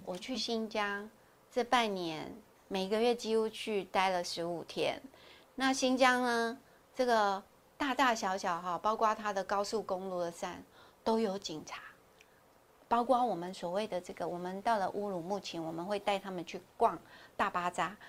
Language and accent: Chinese; Taiwan; 我们台湾是属于亚热带国家，潮湿，每天流汗